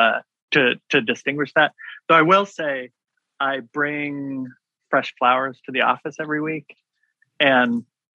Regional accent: Washington, United States; now in Maryland, United States; I grew up in Washington State

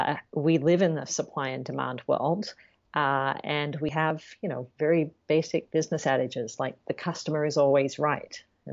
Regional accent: Sydney, New South Wales, Australia; moved away; as you know, I said from my accent, I'm from Australia originally. Yes. And I grew up in Sydney, which is a big city, but there's a lot of bush in Sydney.

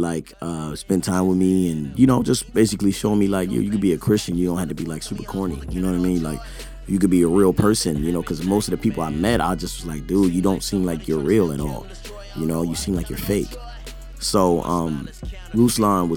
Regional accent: Baltimore, Maryland, United States; moved away; also born or lived in California; I grew up in Baltimore

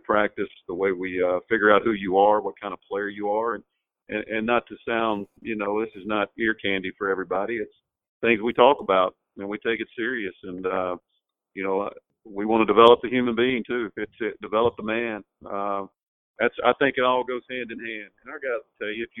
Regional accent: Mississippi, United States; now in Louisiana, United States; I grew up in Mississippi

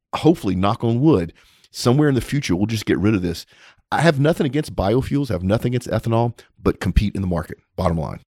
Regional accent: Texas, United States; as a Texan

